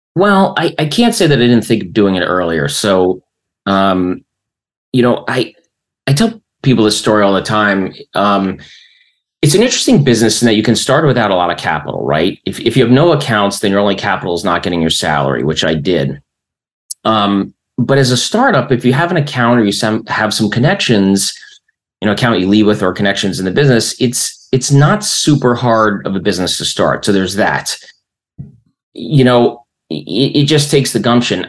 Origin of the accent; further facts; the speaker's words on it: Springfield, New Jersey, United States; also born or lived in Bayonne, New Jersey; in 1970, they moved out to the burbs